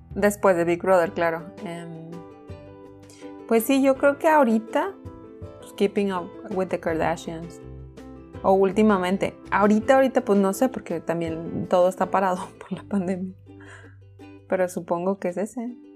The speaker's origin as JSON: {"language": "Spanish", "country": "Mexico", "said": "como buena mexicana."}